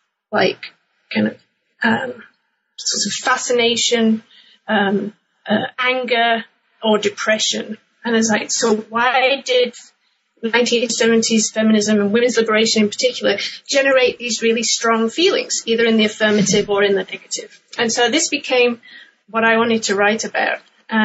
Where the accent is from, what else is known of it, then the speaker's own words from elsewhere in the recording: England, United Kingdom; Well, my background is I'm originally from England, and I grew up in the UK in the 1980s